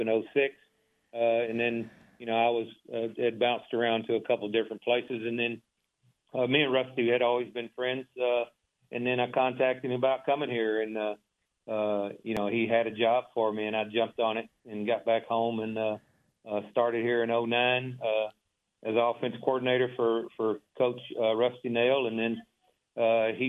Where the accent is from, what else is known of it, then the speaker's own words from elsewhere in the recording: Waco, Texas, United States; I grew up in South Waco, went to Alta Vista Elementary